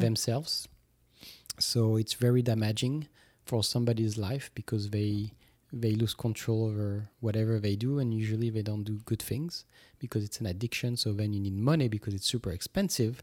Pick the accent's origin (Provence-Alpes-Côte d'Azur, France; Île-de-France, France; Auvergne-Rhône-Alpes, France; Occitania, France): Occitania, France; Toulouse; moved away; drove three hours from Toulouse, from my hometown